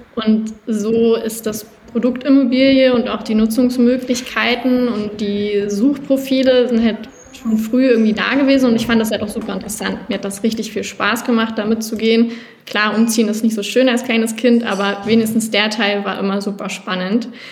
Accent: outskirts of Berlin, Brandenburg, Germany; ich bin am Rand von Berlin aufgewachsen größtenteils, zwischendurch auch mal kurz in Berlin, aber in der Regel schon außerhalb

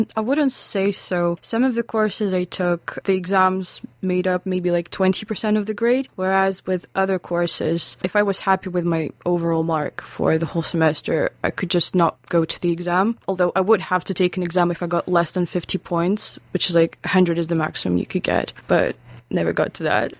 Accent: Lithuania; English is a second language; moved away as an adult; also born or lived in Russia; now in Aberdeen, United Kingdom; I'm from Lithuania.

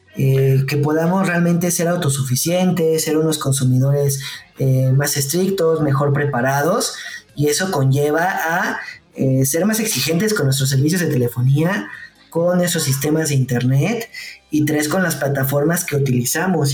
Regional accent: Mexico

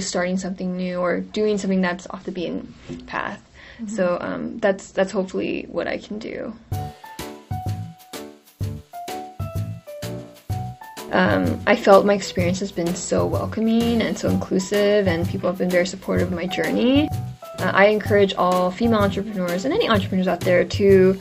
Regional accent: California, United States; moved away as an adult; also born or lived in Seoul, South Korea; now in New York, United States; growing up in California, I didn't really have many Asian role models

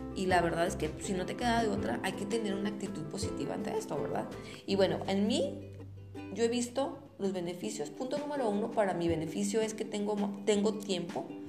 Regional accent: Torreón, Coahuila, Mexico; los que somos de aquí de Torreón

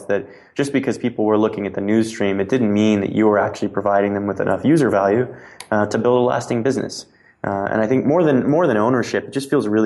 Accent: Cape Canaveral, Florida, United States; moved away; I'm from Cape Canaveral, Florida. And my dad, worked at the space program my entire adult life. He worked on the solid rocket boosters. And when they shut down the manned space program, he, as well as a lot of people in the town that I grew up

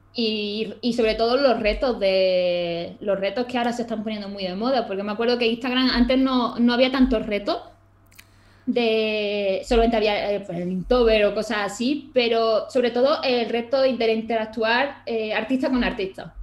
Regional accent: Málaga, Andalusia, Spain; now in Granada, Spain; Yo soy de Málaga

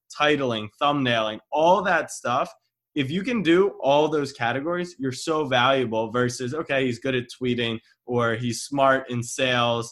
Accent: Maryland, United States; I'm from Maryland

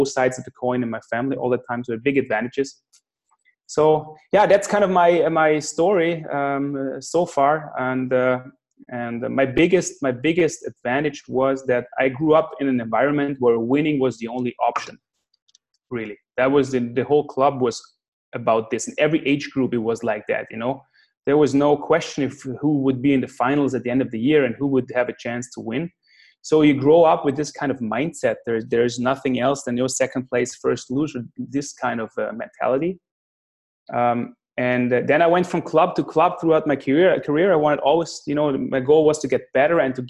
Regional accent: Klagenfurt, Carinthia, Austria; Klagenfurt, my hometown

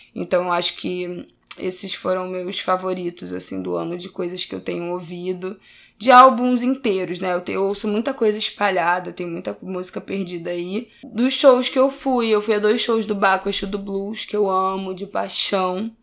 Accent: Brazil; eu sou brasileira

